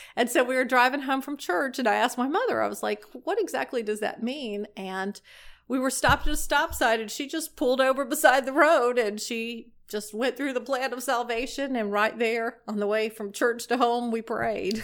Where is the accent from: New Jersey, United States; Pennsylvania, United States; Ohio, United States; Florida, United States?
Florida, United States; Destin; I grew up in Destin, Florida, and I grew up in the church.